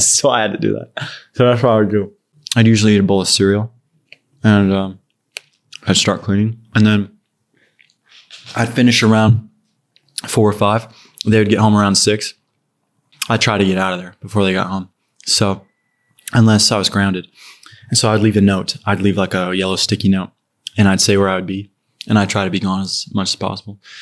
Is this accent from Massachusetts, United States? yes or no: no; Ogden, Utah, United States; moved away as an adult; also born or lived in Far West, Utah; now in Los Angeles, United States; I'm from, um, it's called Ogden City. It's, like, a little north of Salt Lake